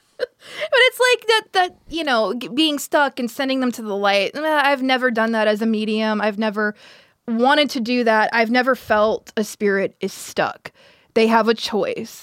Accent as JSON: {"language": "English", "town": "Pensacola", "region": "Florida", "country": "United States", "tie": "born or raised there"}